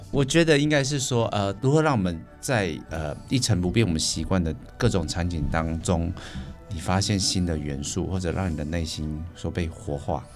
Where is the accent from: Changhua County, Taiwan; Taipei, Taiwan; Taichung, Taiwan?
Taichung, Taiwan; 他们只要听说我是台中人